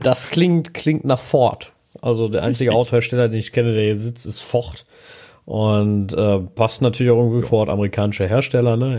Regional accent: Germany; als Deutscher

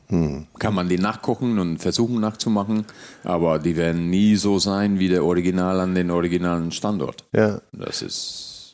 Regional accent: Hungary; also born or lived in Göttingen, Germany / southern Germany; now in Mallorca, Spain; gebürtiger Ungar

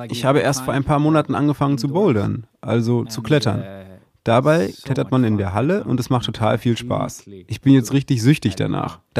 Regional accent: Gothenburg, Västra Götaland, Sweden; In Göteborg, wo ich herkomme, haben wir zum Beispiel ein Stadion namens Ulevi.

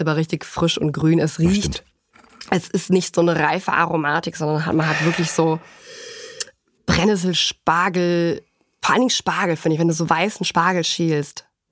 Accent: Germany; bei uns in Deutschland

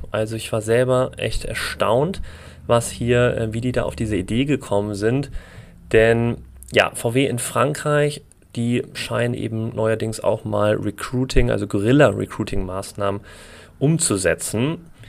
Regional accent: Essen, North Rhine-Westphalia, Germany; moved away; Ich komme ja ursprünglich auch aus Essen

